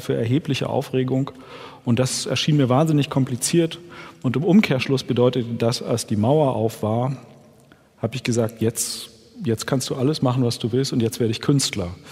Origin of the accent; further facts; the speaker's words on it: Germany; Ich bin in der DDR groß geworden